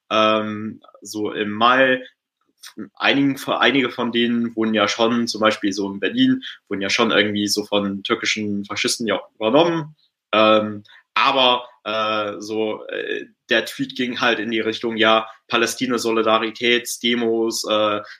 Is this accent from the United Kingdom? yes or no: yes; England, United Kingdom; also äh, ich bin ja in England groß geworden